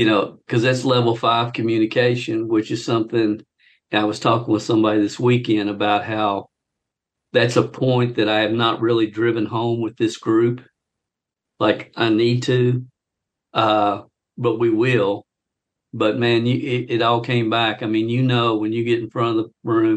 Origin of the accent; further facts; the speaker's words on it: Kentucky, United States; my home state of Kentucky